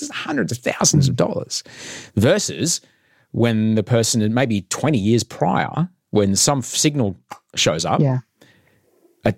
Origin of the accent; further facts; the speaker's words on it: Queensland, Australia; I grew up in Queensland.